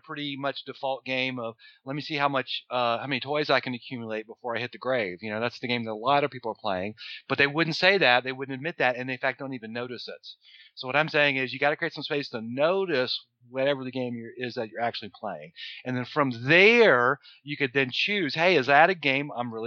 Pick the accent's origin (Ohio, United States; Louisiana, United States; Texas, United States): Louisiana, United States; New Orleans; I'm from New Orleans